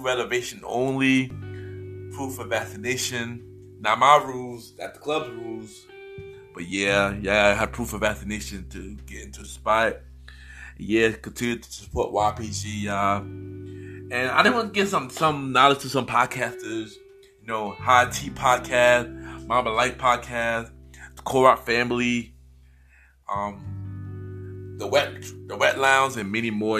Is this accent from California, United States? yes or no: no; New York City, New York, United States; I'm born and raised in New York